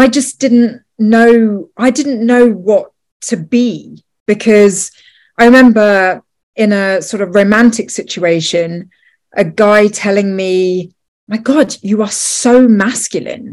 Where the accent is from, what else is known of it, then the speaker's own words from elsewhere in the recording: United Kingdom; also born or lived in Los Angeles; I lived in LA for 5 years, and, you know, I'm British.